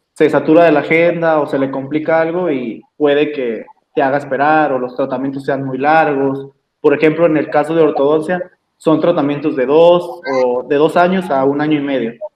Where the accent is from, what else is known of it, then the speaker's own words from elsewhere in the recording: Mexico; somos mexicanos